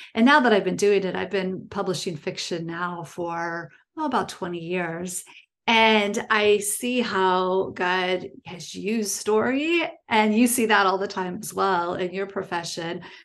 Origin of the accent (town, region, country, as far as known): small town in Ohio, United States; born or raised there; also born or lived in Illinois, near Chicago